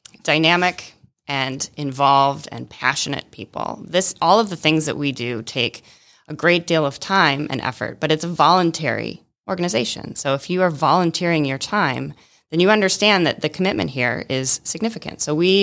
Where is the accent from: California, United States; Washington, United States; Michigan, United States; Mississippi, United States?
Michigan, United States; moved away as an adult; also born or lived in Atlanta, Georgia; now in Rome, Georgia, United States; I'm originally from Michigan.